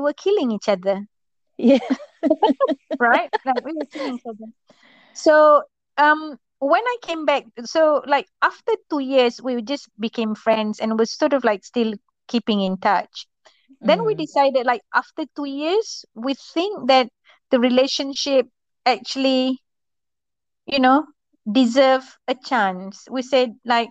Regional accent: Malaysia; I grew up in a village in Malaysia

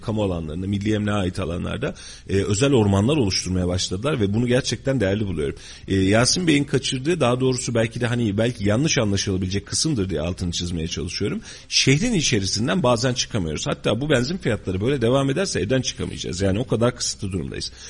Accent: Kayseri Province, Turkey; Biz bu şehirde doğduk bu şehirde devam edeceğiz yaşayacağız

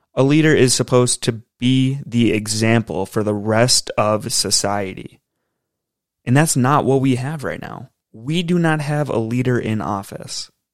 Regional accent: United States; as an American

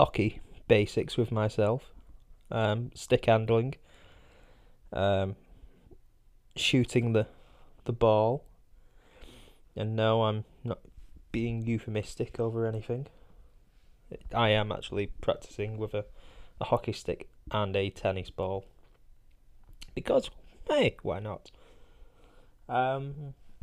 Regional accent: United Kingdom

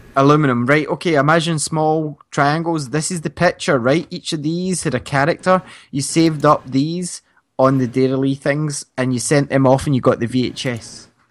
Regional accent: Scotland, United Kingdom; we're from Scotland

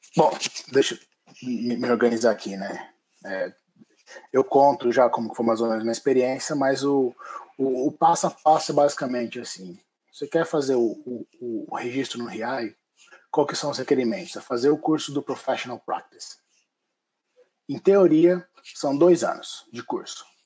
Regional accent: Brazil; moved away as an adult; now in Ireland; nós como brasileiros formados em arquitetura no Brasil

